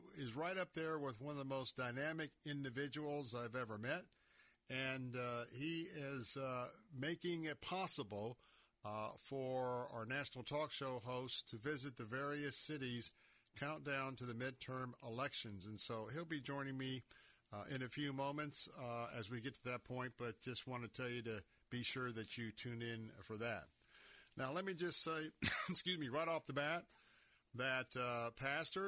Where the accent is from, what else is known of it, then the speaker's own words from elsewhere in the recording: Tampa, Florida, United States; I'm a native Tampanian. That means I was born and raised right here in Tampa